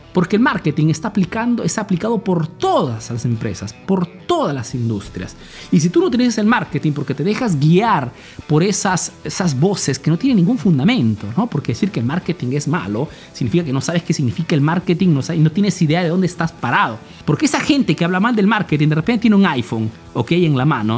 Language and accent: Spanish; Peru; now in Italy; soy un emprendedor peruano que vive hace nuevos en Italia, en Europa principalmente